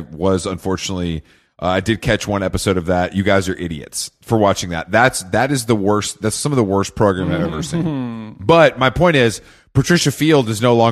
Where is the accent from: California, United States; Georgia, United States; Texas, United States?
Georgia, United States; Atlanta; now in Los Angeles, United States; Growing up in Atlanta